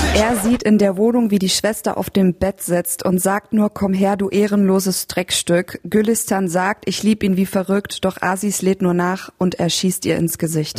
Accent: Germany; now in Berlin, Germany; ich als Deutscher

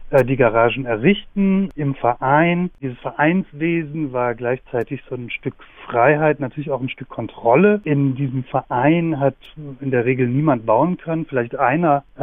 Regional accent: West Germany, Germany; Wir sind beide aus dem Westen und im Westen sozialisiert, aber haben beide an der BTU in Cottbus gearbeitet

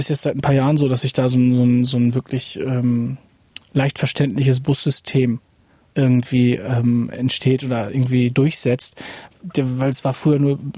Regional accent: Oebisfelde, Saxony-Anhalt, Germany; ich bin ja eben im Sperrgebiet groß geworden

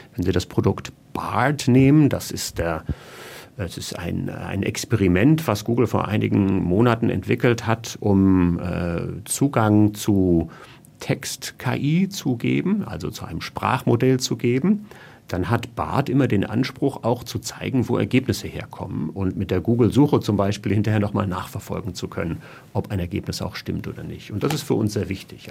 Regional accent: Germany; als Deutscher

